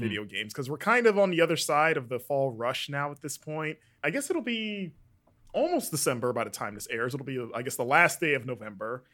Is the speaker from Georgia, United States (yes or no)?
no; Florida, United States; growing up in Florida slash the South